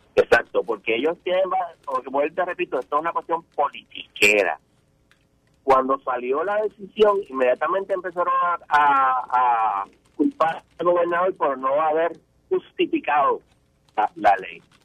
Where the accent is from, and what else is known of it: Puerto Rico